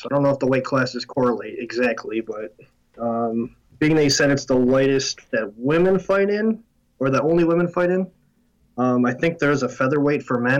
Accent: Syracuse, New York, United States; I grew up in Syracuse.

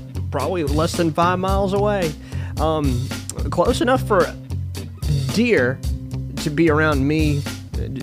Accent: Florence, Alabama, United States; I was born and raised in Florence, Alabama

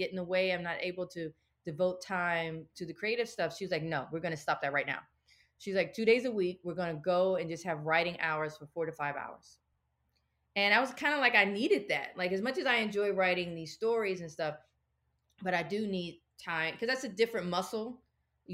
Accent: the South, United States; we're from the South, like my big mama pretty much was a domestic worker

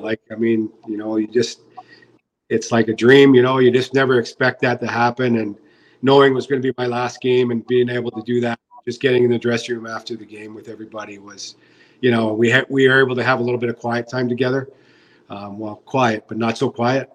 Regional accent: British Columbia, Canada; I'm from British Columbia

